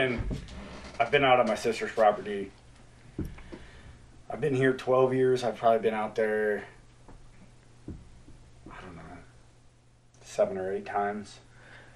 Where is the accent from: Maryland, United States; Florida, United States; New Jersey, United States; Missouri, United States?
New Jersey, United States; moved away; I grew up in New Jersey